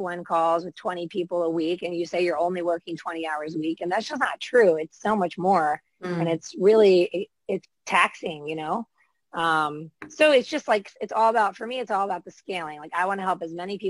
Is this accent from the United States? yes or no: yes; United States; accent: American; I'm in the States